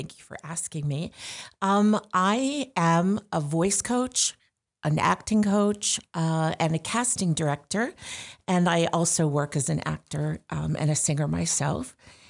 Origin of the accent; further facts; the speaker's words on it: Syracuse, New York, United States; now in Rochester, United States; I like living upstate. I'm originally from the Syracuse area, so it feels like home.